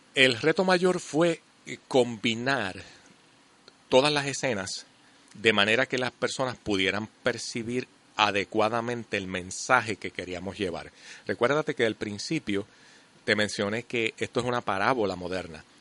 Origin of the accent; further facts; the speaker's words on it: Puerto Rico; nosotros los puertorriqueños, puramente desde nuestra idiosincrasia